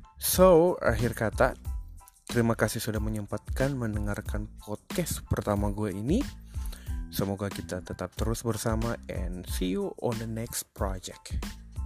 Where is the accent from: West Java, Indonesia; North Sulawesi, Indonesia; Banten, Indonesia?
North Sulawesi, Indonesia; Manado; gua orang Manado